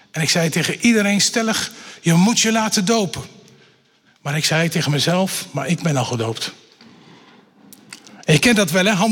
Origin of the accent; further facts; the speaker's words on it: Bible Belt, Netherlands; Want ook al ben ik opgegroeid in de Bijbelbelt en eh, heel lang twee keer in de, op een dag naar de kerk gegaan, zeg maar, dat had me nog niet gebracht bij Jezus.